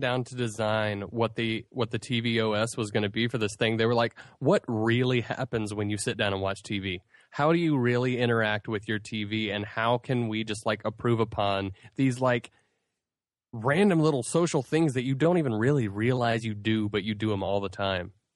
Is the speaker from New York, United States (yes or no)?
no; Asheville, North Carolina, United States; I grew up with here in Asheville